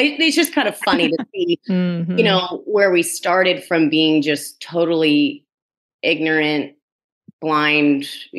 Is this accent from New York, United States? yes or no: no; New Jersey, United States; just growing up in Jersey since I was a kid.